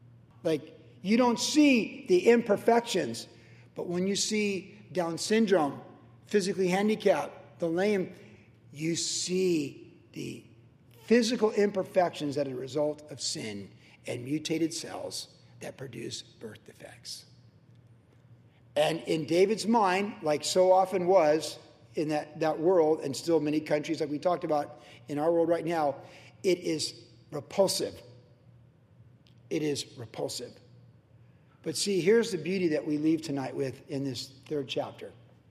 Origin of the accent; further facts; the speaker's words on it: Guam; also born or lived in Cleveland; Growing up in Guam, first, the Christmas almost bit my tongue off in Guam. I was 4 and 5. Kindergarten in Cleveland, I remember it really well.